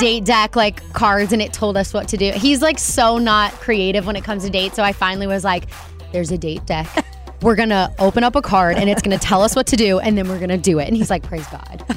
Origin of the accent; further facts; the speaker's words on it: Alabama, United States; moved away as an adult; now in Waco, United States; I was born in Alabama.